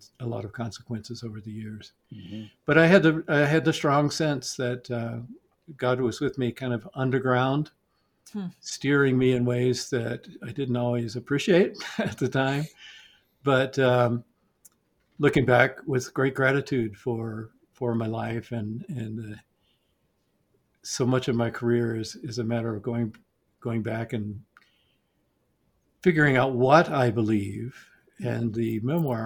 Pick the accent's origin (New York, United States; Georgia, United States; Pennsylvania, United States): Georgia, United States; Atlanta; So I grew up in Atlanta in the 1960s.